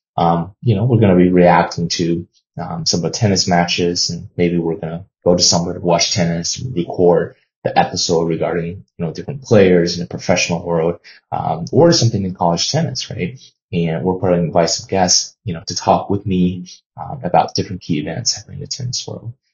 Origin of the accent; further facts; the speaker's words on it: China; now in United States; I was born and raised in China